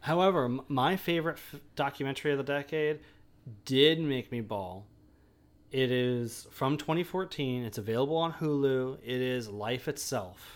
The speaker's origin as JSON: {"language": "English", "town": "Olympia", "region": "Washington", "country": "United States", "tie": "born or raised there", "said": "I grew up and live in Olympia."}